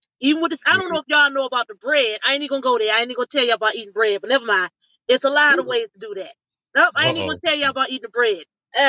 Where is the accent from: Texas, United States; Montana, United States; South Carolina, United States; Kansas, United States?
South Carolina, United States; Umi, Carolina.